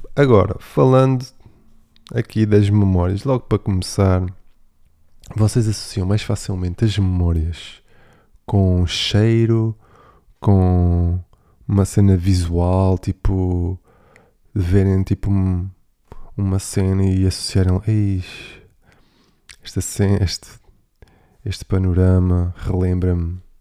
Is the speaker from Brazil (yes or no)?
no; Algarve, Portugal; na minha terra, no Algarve